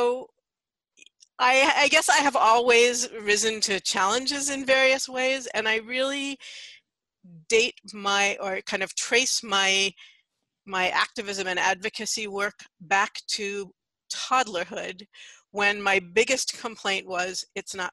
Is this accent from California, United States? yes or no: yes; San Francisco, California, United States; also born or lived in Santa Cruz; I grew up in San Francisco, though I actually just recently moved back here after a little more than 30 years away